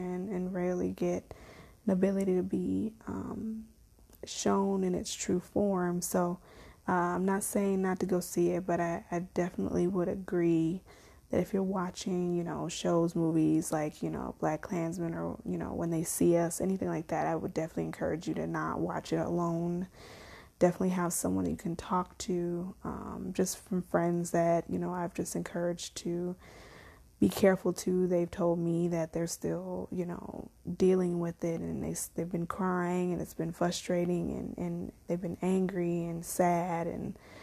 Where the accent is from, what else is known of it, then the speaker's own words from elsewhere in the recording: Chicago, Illinois, United States; moved away; also born or lived in Las Vegas, Nevada; I lived in Vegas, but I grew up in Chicago.